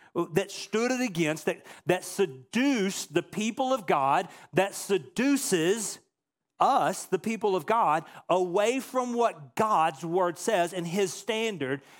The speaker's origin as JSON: {"language": "English", "area": "a little town just outside of Dallas", "region": "Texas", "country": "United States", "tie": "born or raised there", "moved": "yes", "said": "I grew up in a little town just outside of Dallas, Texas"}